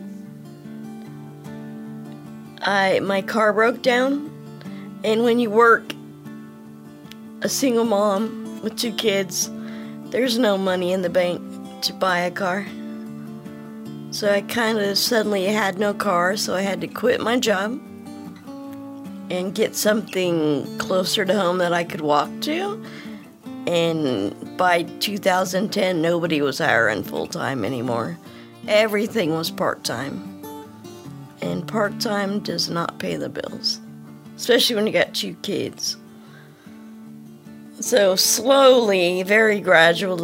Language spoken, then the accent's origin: English; Roseville, California, United States; I'm from Roseville. Spent most of my life in Roseville